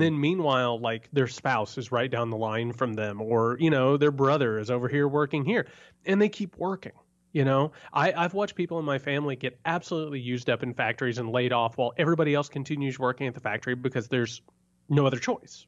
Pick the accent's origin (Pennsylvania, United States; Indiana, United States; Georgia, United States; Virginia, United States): Indiana, United States; rural; moved away; I come from rural Indiana